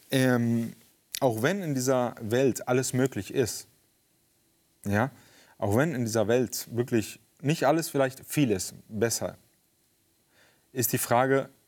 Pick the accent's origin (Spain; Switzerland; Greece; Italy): Spain; In Spanien, also ich bin in Spanien groß geworden. Meine Eltern sind mit mir ausgewandert.